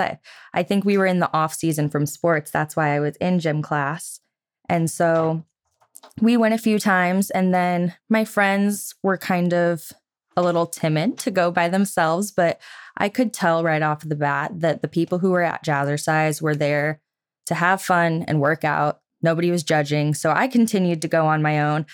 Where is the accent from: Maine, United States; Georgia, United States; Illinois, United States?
Illinois, United States; Geneseo; moved away as an adult; I was born and raised in Geneseo, Illinois for the first twenty-one years of my life